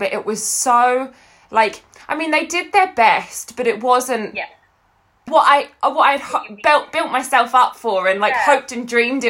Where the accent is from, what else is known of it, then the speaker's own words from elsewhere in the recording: Essex, East of England, United Kingdom; now in Scotland, United Kingdom; so I live in Scotland now, and I grew up in Essex